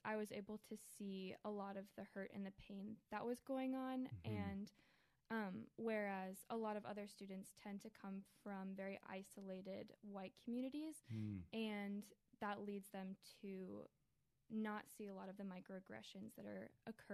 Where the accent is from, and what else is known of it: Columbia, Maryland, United States; born or raised there; also born or lived in Chicago, Illinois